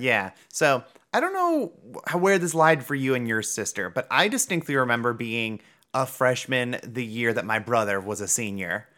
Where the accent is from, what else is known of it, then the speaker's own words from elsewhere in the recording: Cleveland, Ohio, United States; I'm from Cleveland, Ohio